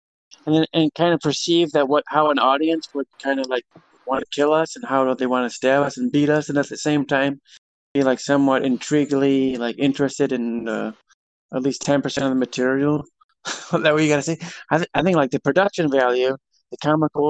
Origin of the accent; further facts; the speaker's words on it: Chicago, Illinois, United States; we're from Chicago